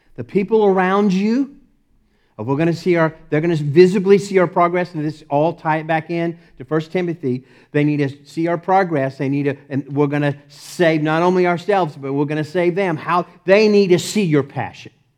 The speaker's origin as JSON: {"language": "English", "region": "Texas", "country": "United States", "accent": "Texas", "said": "my Texas accent"}